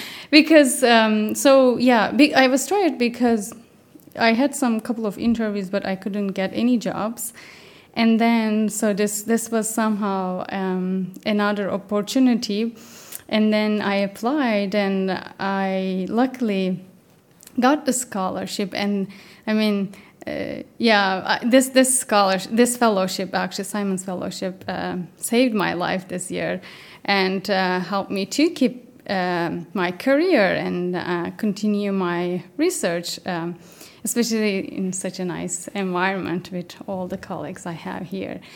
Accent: Turkey; moved away as an adult; also born or lived in Canada; now in United Kingdom; I'm originally from Turkey.

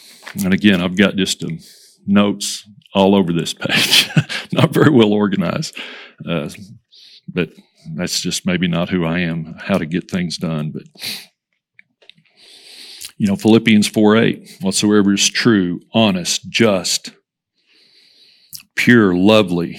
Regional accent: Hereford, Texas, United States; growing up in Hereford, the little Westway Community Church

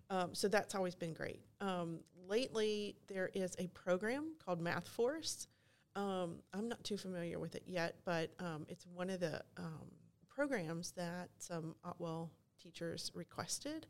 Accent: Kentucky, United States; moved away as an adult; also born or lived in North Fulton area, Georgia; now in Forsyth County, United States; I'm originally from Kentucky

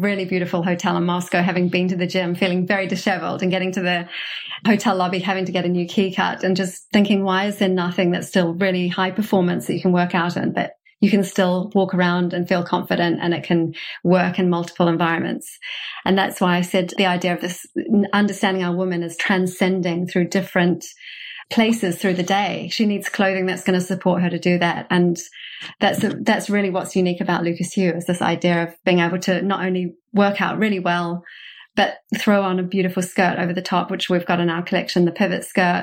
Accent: New Zealand; moved away as an adult; also born or lived in New York, United States; now in London, United Kingdom; I'm from New Zealand originally

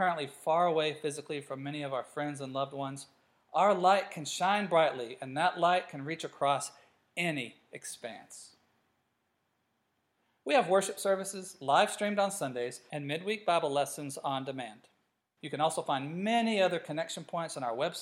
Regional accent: United States; moved away as an adult; also born or lived in Africa; growing up in America

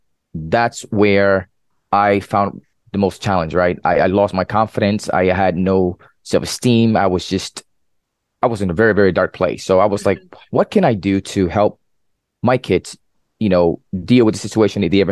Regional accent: New York City, New York, United States; now in Central Florida, United States; I'm originally from New York City, now residing in Central Florida

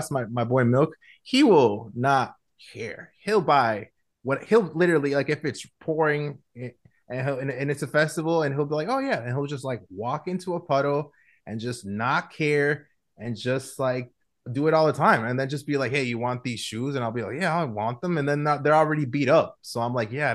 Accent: Guatemala; also born or lived in Chicago, United States; I was born in Chicago, but I was actually raised in Guatemala. I moved to Guatemala when I was 6.

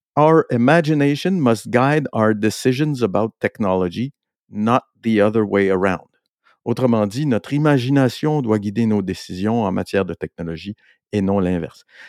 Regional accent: Montreal, Quebec, Canada; on est Montréalais ici

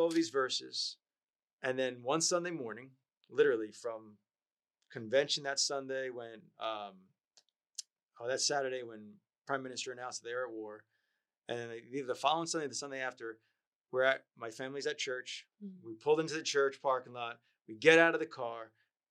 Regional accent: New York, United States; I grew up in New York

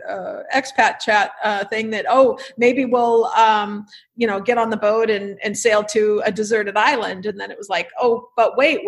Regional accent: Newport Beach, California, United States; moved away as an adult; now in Isla Mujeres, Mexico; we grew up in Newport Beach.

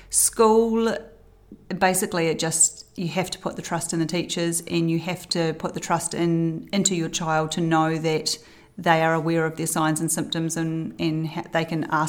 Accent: Christchurch, Canterbury, New Zealand; also born or lived in Balclutha / Timaru / Wellington; I was born in Balclutha, down the bottom of the South Island, and I went to a multitude of schools in Timaru, Wellington, Christchurch, finally ending up at Villa Maria College in Christchurch.

